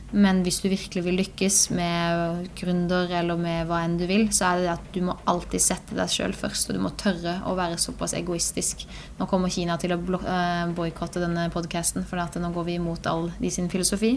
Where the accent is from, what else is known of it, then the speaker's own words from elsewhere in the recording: Birkeland, Agder, Norway; på Birkeland, der vi kommer fra